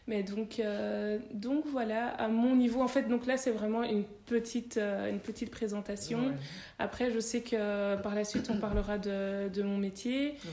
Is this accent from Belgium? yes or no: yes; Belgium; also born or lived in Congo; moi, je, je suis née au Congo, mhm. mais je suis venue ici en Belgique quand j'avais 8 mois.